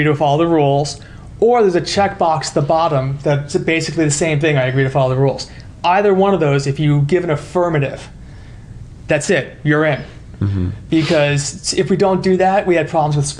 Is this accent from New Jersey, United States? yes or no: yes; New Jersey, United States; moved away; I'm originally from New Jersey.